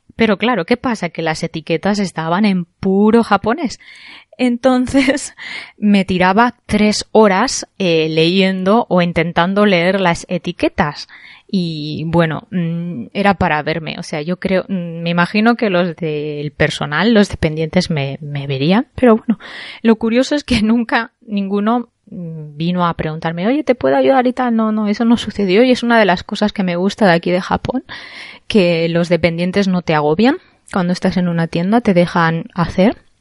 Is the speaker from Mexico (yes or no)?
no; Spain; now in Japan; yo soy española